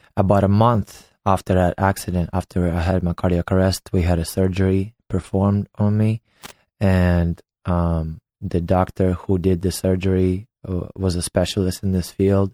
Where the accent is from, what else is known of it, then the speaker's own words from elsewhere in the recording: Ukraine; English is a second language; moved away as an adult; also born or lived in United States; now in Los Angeles, United States; I was born and raised in Ukraine